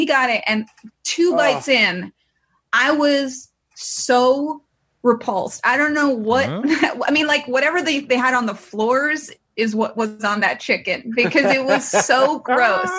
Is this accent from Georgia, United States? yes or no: no; New York City, New York, United States; I grew up in New York City